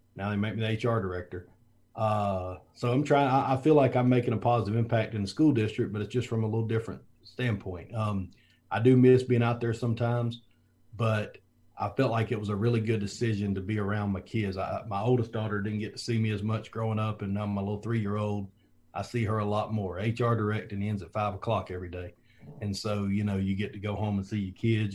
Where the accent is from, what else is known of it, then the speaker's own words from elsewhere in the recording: Foley, Alabama, United States; moved away; also born or lived in Georgia; I'm from Foley, Alabama, same place as Julio Jones and Kenny Stabler and a couple other people, but South Alabama and the beach, and um, you know football's just big down there, and we just grew up playing